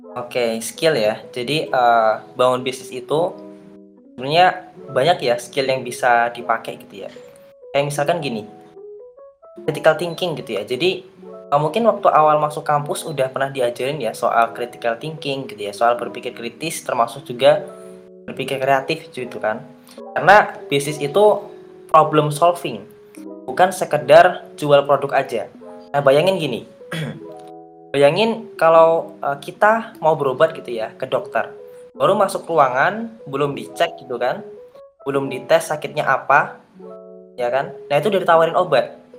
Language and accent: Indonesian; Gunung Kidul, Special Region of Yogyakarta, Indonesia; Saya asalnya dari Gunung Kidul, dari Jogja